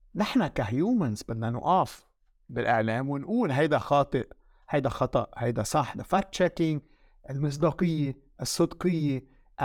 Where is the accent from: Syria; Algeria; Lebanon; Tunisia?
Lebanon; also born or lived in France; now in United Arab Emirates; وانا فرنسي لبناني